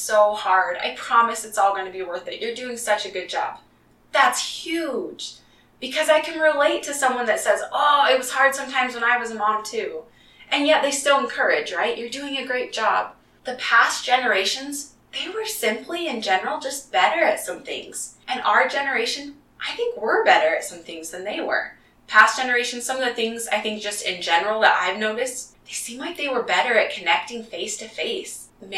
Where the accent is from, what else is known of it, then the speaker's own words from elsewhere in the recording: Utah, United States; also born or lived in Kansas / Colorado / Texas / Indiana; I was born in Kansas and I spent some time in Colorado as a really young kid, but I don't remember a lot from that time. Where I remember really developing most of my relationships is in Utah mostly